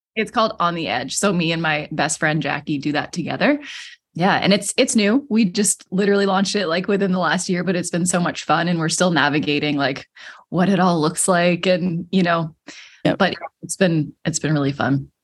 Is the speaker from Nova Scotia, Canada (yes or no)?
yes; Cape Breton, Nova Scotia, Canada; I am from Cape Breton, Nova Scotia in Canada